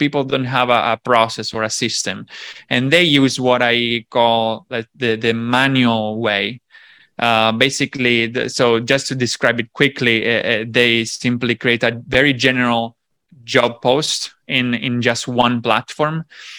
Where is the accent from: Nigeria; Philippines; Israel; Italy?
Italy; Sicily; So basically, I'm from Sicily, which is another island. So I jump from islands to islands.